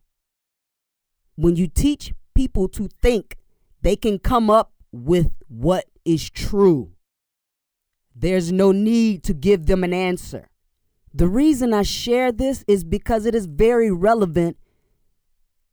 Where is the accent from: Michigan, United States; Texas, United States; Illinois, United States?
Illinois, United States; Chicago; I'm from Inglewood, which is a few neighborhoods east of them.